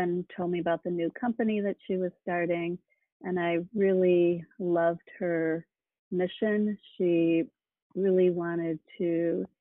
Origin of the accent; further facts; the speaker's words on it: Midwest, United States; moved away as an adult; also born or lived in California; I grew up in the Midwest and came to California, Stanford, for medical school